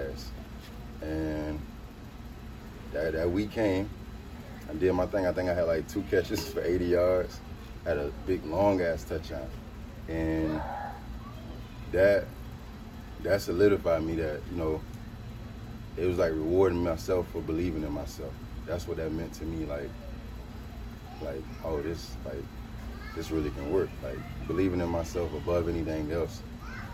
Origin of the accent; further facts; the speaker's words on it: Sarasota, Florida, United States; I'm from Sarasota, Florida, and went to Booker High School and Sarasota High School.